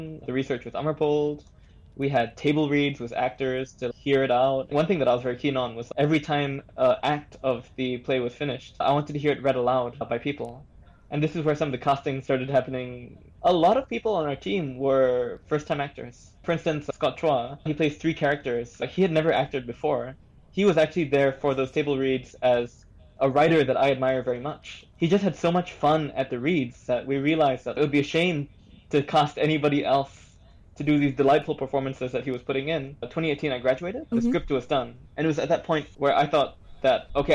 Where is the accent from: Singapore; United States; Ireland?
Singapore; as a Singaporean